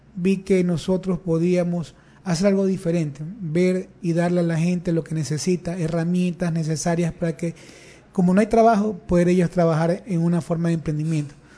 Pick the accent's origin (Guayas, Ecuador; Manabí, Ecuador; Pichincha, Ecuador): Guayas, Ecuador; Guayaquil; nací en el Distrito 1, eh, soy de la cooperativa Claveles 2, Nací en la cooperativa Esmeralda Chiquito, en el sector de las Malvinas. Eh, me he criado ahí toda mi vida